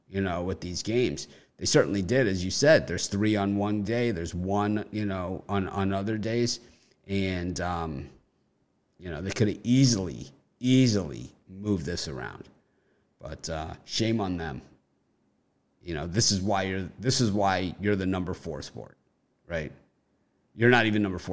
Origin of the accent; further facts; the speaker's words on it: Miami, Florida, United States; moved away; I'm originally from Miami